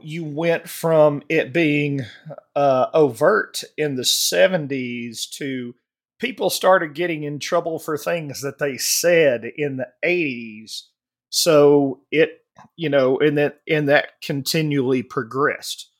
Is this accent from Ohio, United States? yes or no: no; Alabama, United States; growing up in the South in Alabama, uh, when I was born in seventy-four